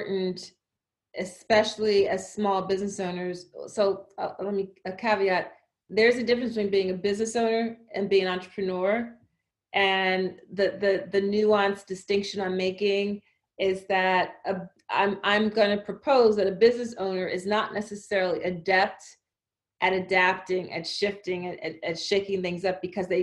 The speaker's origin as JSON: {"language": "English", "town": "Philadelphia", "region": "Pennsylvania", "country": "United States", "tie": "born or raised there", "said": "I grew up in Philadelphia, Philly public library system"}